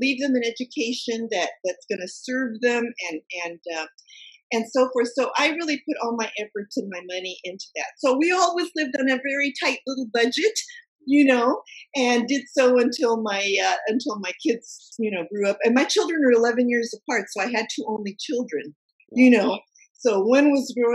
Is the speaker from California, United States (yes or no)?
yes; Silicon Valley, California, United States; I grew up in Silicon Valley and worked all my life in Silicon Valley in high tech.